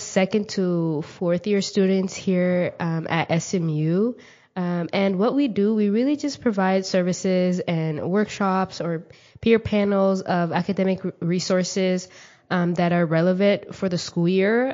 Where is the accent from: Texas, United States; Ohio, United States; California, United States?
Texas, United States; Mesquite; also born or lived in Kenya; I grew up in Mesquite, Texas